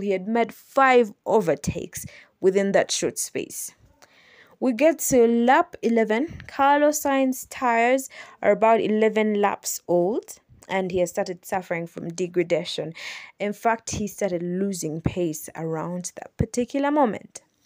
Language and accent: English; Kampala, Central Region, Uganda; I am from Uganda. I'm from Kampala, Uganda